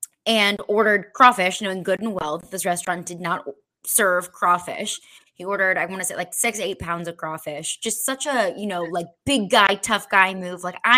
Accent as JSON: {"language": "English", "town": "St. Louis", "region": "Missouri", "country": "United States", "tie": "born or raised there", "said": "I am not from Louisiana. I was born and raised in St. Louis. I went to LSU for undergrad."}